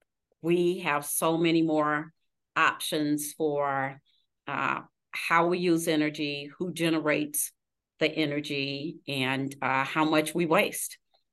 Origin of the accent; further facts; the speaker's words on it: Missouri, United States; We're from Missouri. We have to see it to believe it.